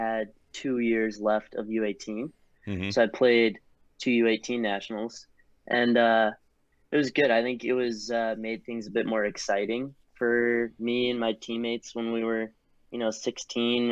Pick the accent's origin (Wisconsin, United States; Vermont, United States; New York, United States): New York, United States; Briarcliff Manor; Grew up Briarcliff Manor, New York, curling out of the Ardsley Curling Club